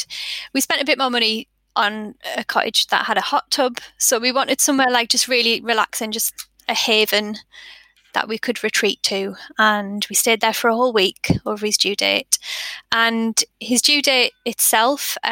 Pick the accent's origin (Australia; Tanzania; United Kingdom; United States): United Kingdom; Sunderland, North East England; now in West Yorkshire, United Kingdom; we live in West Yorkshire and I'm from Sunderland